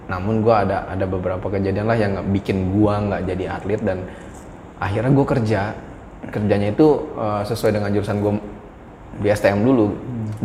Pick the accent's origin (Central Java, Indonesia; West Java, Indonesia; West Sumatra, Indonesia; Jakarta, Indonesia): Jakarta, Indonesia; lu nyasih nyerempet kota gue tuh di ujung di tempat hmm. orang pemakaman deket Pondok Ranggon